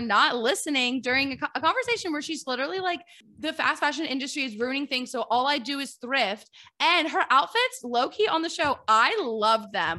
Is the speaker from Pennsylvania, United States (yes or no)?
yes; Philadelphia, Pennsylvania, United States; I'm from Philadelphia